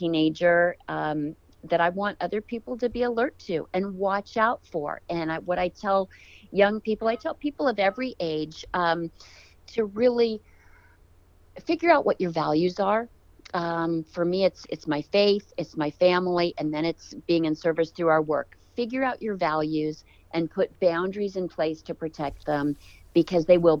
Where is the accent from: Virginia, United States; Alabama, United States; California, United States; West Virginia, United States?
California, United States; I grew up in California